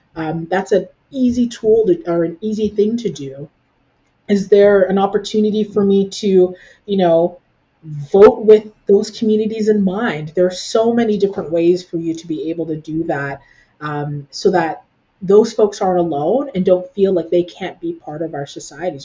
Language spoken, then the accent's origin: English; Canada; now in Ottawa, Canada; What being Canadian for me looks like it very much so involves elements of uh, my parents and the, the culture that they taught me as I grew up